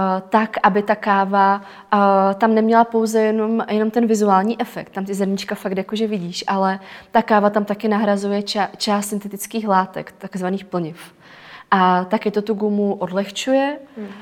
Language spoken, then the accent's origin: Czech; Czechia; u nás v Čechách